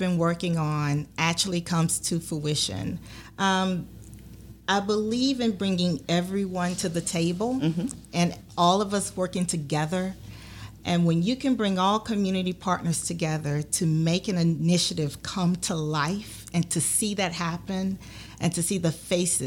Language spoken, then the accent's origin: English; Natchitoches, Louisiana, United States; now in Baton Rouge, United States; I was actually born and raised in Natchitoches, Louisiana. And I came here at the age of 18 to attend Southern University